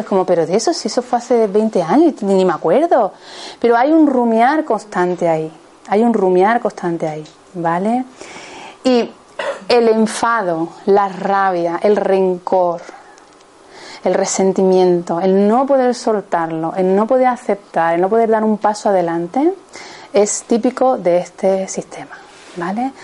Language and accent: Spanish; Seville, Andalusia, Spain; yo soy de Sevilla